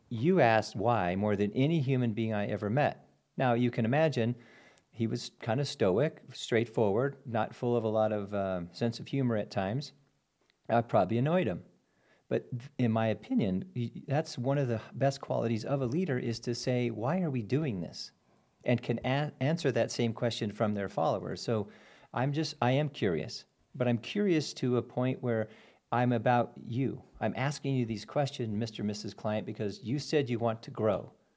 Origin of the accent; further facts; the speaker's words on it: Albuquerque, New Mexico, United States; moved away; also born or lived in Durango, Colorado / Lake of the Ozarks, Missouri; born and raised in Albuquerque